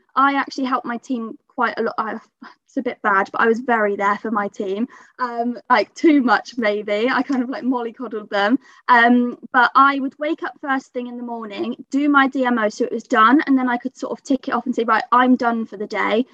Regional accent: Bath, South West England, United Kingdom; I'm 23 from Bath.

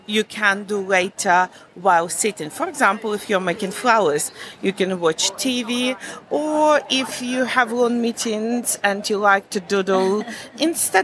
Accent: Kazakhstan; English is a second language; moved away as an adult; also born or lived in Germany; now in Loughborough, United Kingdom; I'm Russian German from Kazakhstan.

